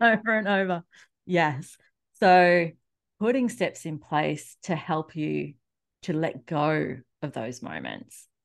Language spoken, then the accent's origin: English; Australia; accent: Australian; also born or lived in Melbourne; if you can't already tell from my accent, I am in Australia